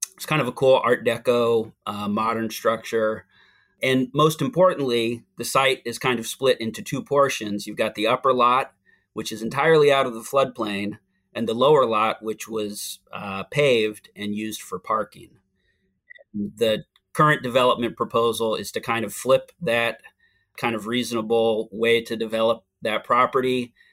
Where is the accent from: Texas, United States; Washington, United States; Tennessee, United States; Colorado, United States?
Washington, United States; Seattle; moved away as an adult; also born or lived in Oregon / California; now in Hyattsville, Maryland, United States; I'm originally from Seattle, Washington. I spent the first thirty years of my life on the West Coast, uh, between Washington, Oregon, and California